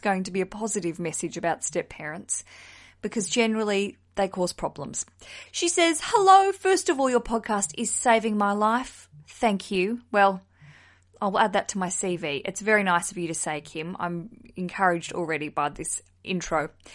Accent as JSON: {"language": "English", "region": "Tasmania", "country": "Australia", "moved": "yes", "lives_now": "London, United Kingdom", "said": "I'm from Tasmania originally"}